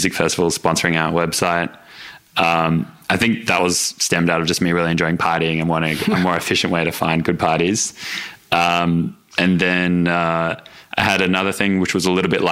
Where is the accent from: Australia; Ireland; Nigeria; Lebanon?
Australia; Melbourne, Victoria; So I just grew up in Melbourne, kind of normal Melbourne upbringing, I guess. I lived in Doncaster